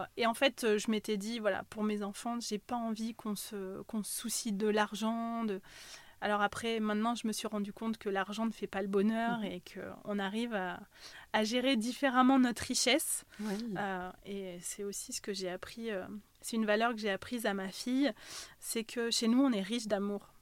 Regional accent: Ussel, Nouvelle-Aquitaine, France; also born or lived in Haute-Savoie; je suis née en Corrèze, de parents corréziens. Voilà, j'ai vécu euh, une grande partie de, ma vie euh, sur Ussel

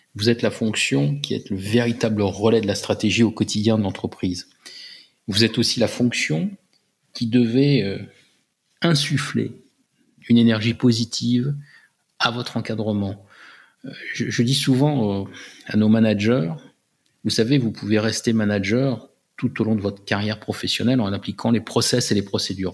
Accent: France; J'étais le seul Français dans l'équipe de direction

